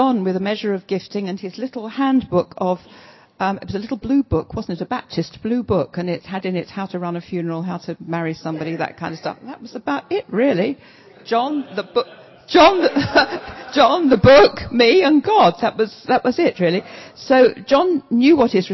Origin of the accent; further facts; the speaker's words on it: London, United Kingdom; moved away as an adult; also born or lived in Southampton / Brighton; Southampton to me as a Londoner through and through felt like a foreign country